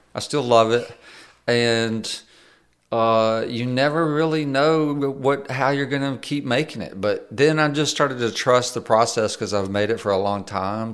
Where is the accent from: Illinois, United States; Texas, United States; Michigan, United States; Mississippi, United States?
Mississippi, United States; we're both from Mississippi.